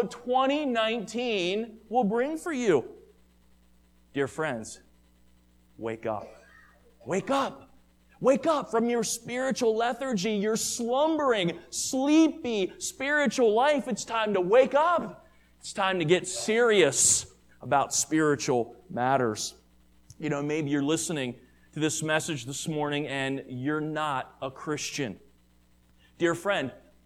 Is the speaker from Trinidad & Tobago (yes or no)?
no; Maryland, United States; the church that I grew up with in Maryland